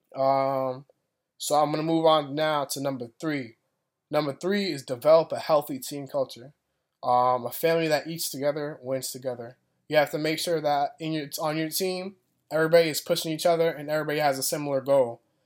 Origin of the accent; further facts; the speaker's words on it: Boston, Massachusetts, United States; also born or lived in Florida; I'm from Boston, Massachusetts